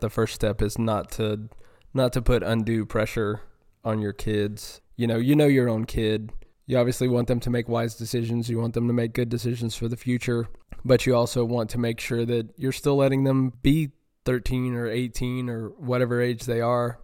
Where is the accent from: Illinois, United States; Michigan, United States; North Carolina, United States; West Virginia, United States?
North Carolina, United States; moved away as an adult; now in Houston area, United States; growing up in North Carolina